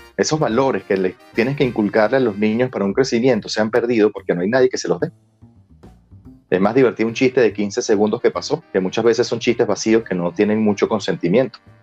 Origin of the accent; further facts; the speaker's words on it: Venezuela; La venezolanidad está en, en nuestra forma de hablar, en nuestra velocidad al hablar